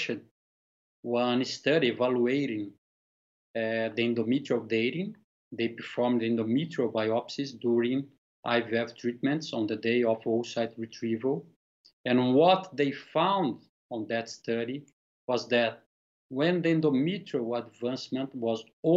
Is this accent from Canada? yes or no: no; Brazil; I'm from Brazil.